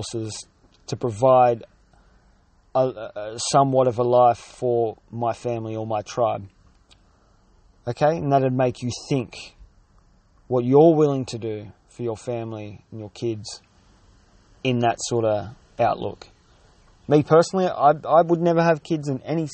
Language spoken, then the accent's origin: English; Australia; I'm an Aussie battler that turns over less than $34,000 a year